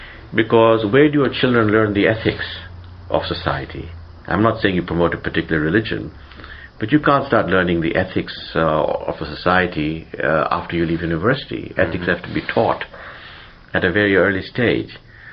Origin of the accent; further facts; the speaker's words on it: Uganda; English is a second language; moved away as an adult; also born or lived in Montreal, Canada; now in Canada; I was born in Uganda. My mother was born in Uganda.